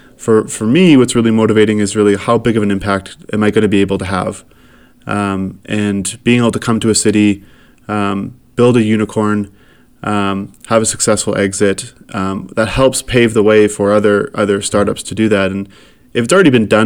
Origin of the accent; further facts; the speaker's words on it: Saskatchewan, Canada; moved away as an adult; also born or lived in Winnipeg; now in Calgary, Canada; I grew up in Saskatchewan and really proud to be from Saskatchewan